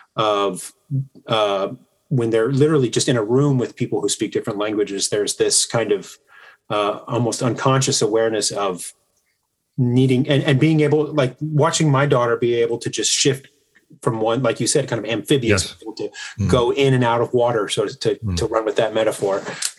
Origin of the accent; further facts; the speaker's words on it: Texas, United States; As an American, I'm monolingual and regrettably missed a great opportunity to learn Spanish growing up in Texas. I do know some Italian